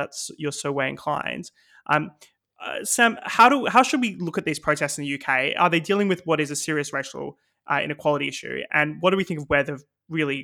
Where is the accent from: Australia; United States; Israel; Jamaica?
Australia; now in United Kingdom; my home country in Australia